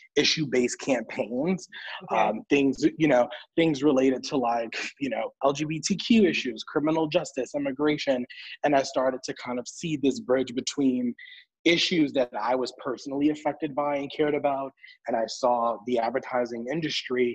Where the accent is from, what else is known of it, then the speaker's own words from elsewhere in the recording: New York, United States; I'm a kid from the Bronx, from New York.